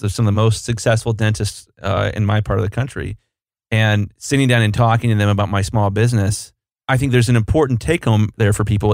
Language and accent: English; Columbus, Ohio, United States; I'm from Columbus, Ohio. I still live in Columbus, Ohio.